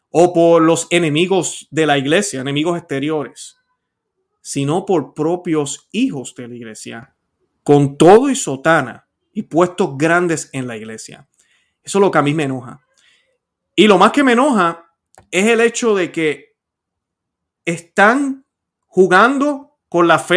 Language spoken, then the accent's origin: Spanish; Puerto Rico; voy a hablar de Puerto Rico hoy eh, y yo soy puertorriqueño para los que no lo saben.